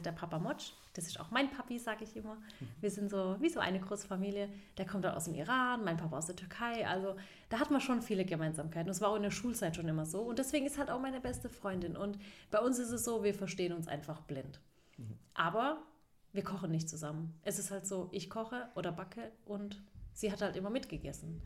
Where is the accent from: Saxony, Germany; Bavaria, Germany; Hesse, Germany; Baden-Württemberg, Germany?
Baden-Württemberg, Germany; … und ich, wir sind ja beide aus Baden, mhm. zwei mhm. Badenerinnen